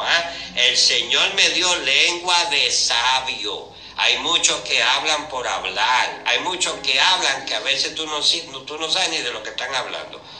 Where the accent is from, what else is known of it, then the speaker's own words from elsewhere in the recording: Puerto Rico; los puertorriqueños